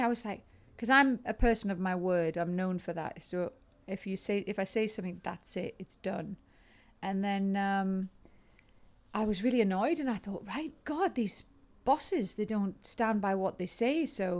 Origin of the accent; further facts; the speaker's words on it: North East England, United Kingdom; accent: Geordie; you do my Geordie accent?